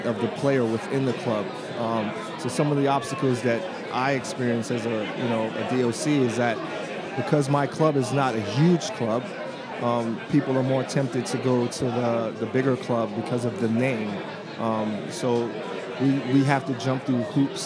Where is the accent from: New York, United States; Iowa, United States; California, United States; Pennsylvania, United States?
New York, United States; New York City; moved away as an adult; also born or lived in Trinidad and Tobago / Maryland; now in Seattle, United States; Raised in New York City, moved to Maryland when I had to go to college